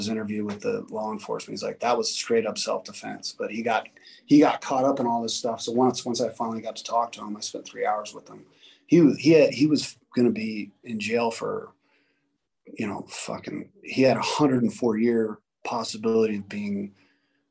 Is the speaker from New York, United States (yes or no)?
no; Las Vegas, Nevada, United States; growing up in Vegas